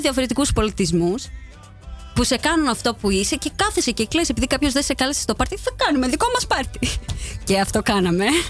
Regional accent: Athens, Attica, Greece; moved away as an adult; now in Netherlands; γεννήθηκα στην Αθήνα, στην Κεσαριανή

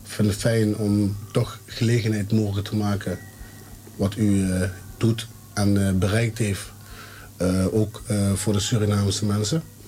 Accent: Heerlen, Limburg, Netherlands; accent: soft G; uit Heerlen, geboren uit Heerlen.

